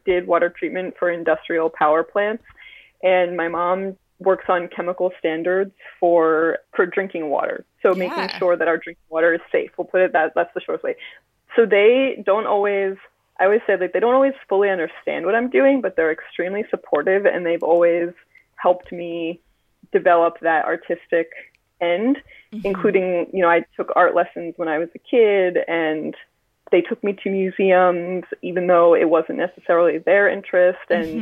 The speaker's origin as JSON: {"language": "English", "town": "Philadelphia", "region": "Pennsylvania", "country": "United States", "tie": "born or raised there", "moved": "yes", "lives_now": "Fort Worth, United States", "said": "I'm originally from the Philadelphia area, and I've lived a lot of places between there and here."}